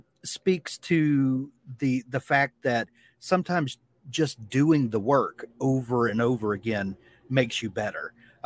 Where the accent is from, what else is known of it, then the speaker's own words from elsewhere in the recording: Mississippi, United States; I'm from Mississippi.